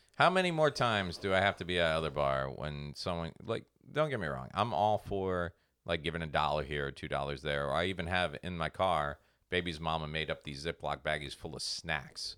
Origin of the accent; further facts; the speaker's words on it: Port St. Lucie, Florida, United States; my hometown, Port Saint Lucie